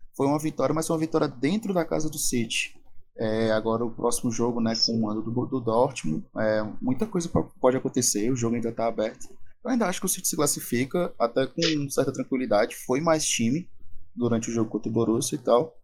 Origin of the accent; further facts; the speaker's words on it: Brazil; a gente é do Brasil